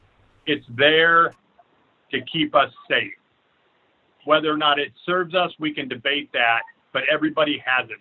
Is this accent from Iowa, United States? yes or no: yes; Burlington, Iowa, United States; also born or lived in Mediapolis, Iowa; I grew up in Burlington and then ended up graduating from high school from Mediapolis